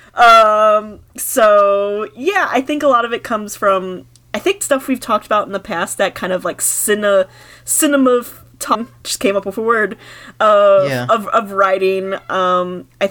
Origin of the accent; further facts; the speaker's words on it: Michigan, United States; moved away; Michigan, where my home state was